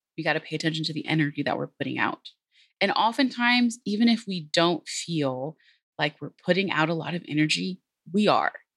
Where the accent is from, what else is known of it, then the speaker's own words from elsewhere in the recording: Texas, United States; also born or lived in San Antonio; I am obviously from Texas, I opened with howdy. I'm based here in San Antonio.